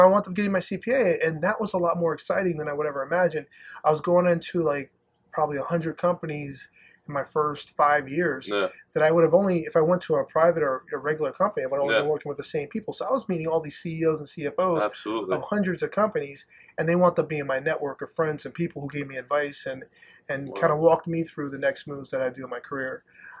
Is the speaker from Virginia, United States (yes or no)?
no; Plattekill, New York, United States; moved away as an adult; also born or lived in Southern United States; now in Endicott, United States; where I grew up was in Plattekill, New York.